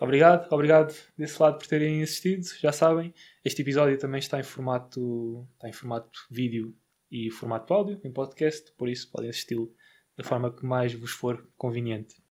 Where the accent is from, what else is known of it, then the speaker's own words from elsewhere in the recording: Barreiro, Setúbal, Portugal; sou do Barreiro